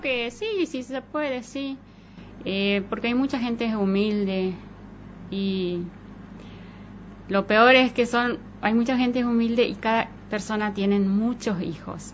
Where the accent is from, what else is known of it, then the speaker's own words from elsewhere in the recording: Laguna Blanca, Formosa, Argentina; accent: tonada formoseña; moved away as an adult; now in María Juana, Argentina; soy de Formosa